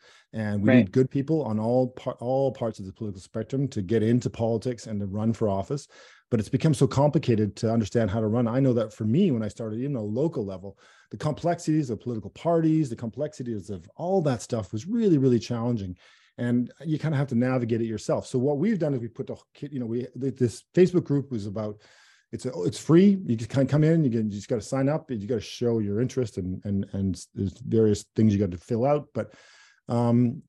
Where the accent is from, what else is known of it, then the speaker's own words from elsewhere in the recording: Canada; as a Canadian